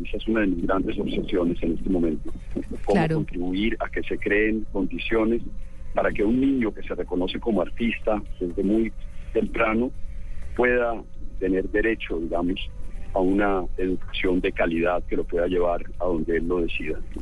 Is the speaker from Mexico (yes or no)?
no; Bogotá, Colombia; also born or lived in Medellín; now in Cartagena, Colombia; Yo nací en Medellín, me crié en Bogotá, pero mi familia es cartagenera.